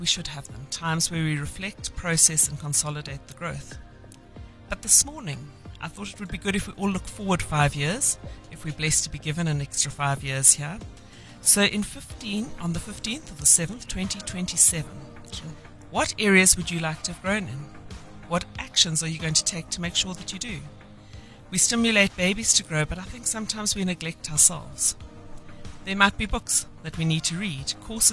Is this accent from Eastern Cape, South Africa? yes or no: yes; Eastern Cape, South Africa; I grew up in the Eastern Cape